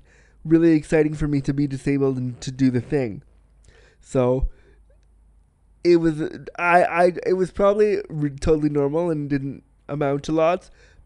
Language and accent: English; small town outside Toronto, Ontario, Canada; now in Toronto, Canada; a Canadian small town boy, which I was